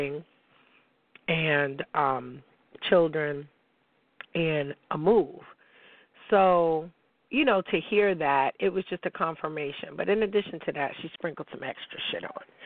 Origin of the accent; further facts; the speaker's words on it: Niagara Falls, New York, United States; also born or lived in Pittsburgh; I'm from Niagara Falls